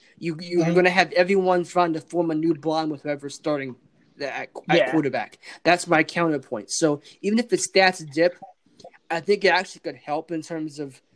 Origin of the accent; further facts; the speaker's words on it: West Virginia, United States; Even though we are from West Virginia